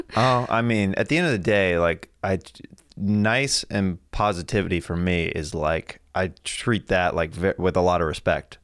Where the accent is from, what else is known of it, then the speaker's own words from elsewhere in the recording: Kansas, United States; I'm from Kansas, we had tornado drills as well